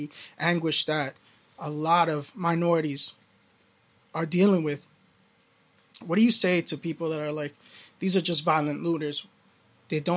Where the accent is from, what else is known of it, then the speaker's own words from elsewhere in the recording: New York, United States; moved away; Growing up in Brooklyn